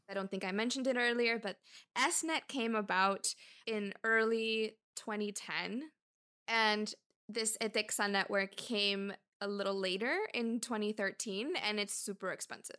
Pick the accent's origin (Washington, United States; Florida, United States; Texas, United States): Florida, United States; Miami; also born or lived in Cuba; we're both born in Cuba. And we emigrated around the same time to Miami.